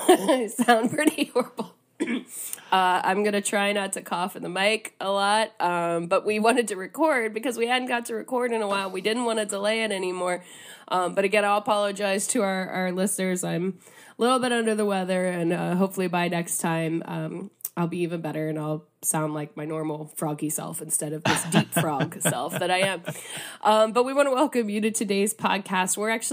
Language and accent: English; Ohio, United States; But where I'm originally from Northeast Ohio, a lot of radio stations play polka, particularly their my college radio station.